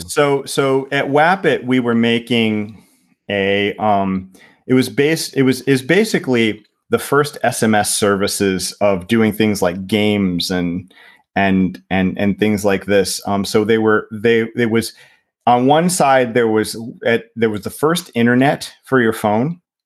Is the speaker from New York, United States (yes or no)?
no; Ohio, United States; moved away as an adult; also born or lived in Michigan / Indiana; now in Finland; I grew up, um, in Ohio